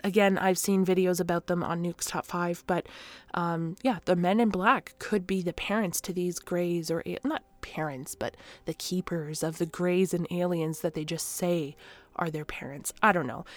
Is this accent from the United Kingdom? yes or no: no; Canada; I am that Canadian.